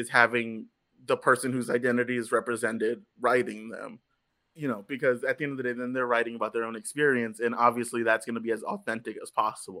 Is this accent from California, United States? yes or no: no; Texas, United States; But I was a kid from South Texas that had no concept of what Washington Heights was.